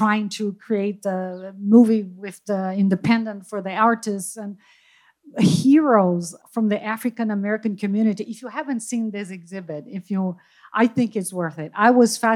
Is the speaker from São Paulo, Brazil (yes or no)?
no; Rio de Janeiro, Brazil; moved away as an adult; now in Mission Viejo, United States; I'm originally from Rio, Brazil, but I've been living here in Mission